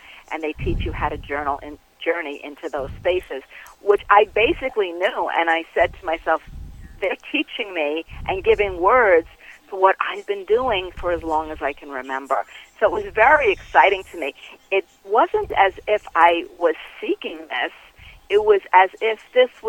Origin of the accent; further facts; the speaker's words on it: New York City, New York, United States; I grew up in Queens in Bayside.